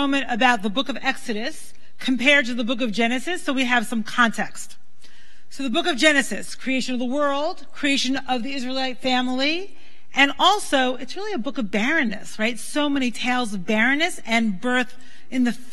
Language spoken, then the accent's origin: English; New York City, New York, United States; moved away; I grew up in Brooklyn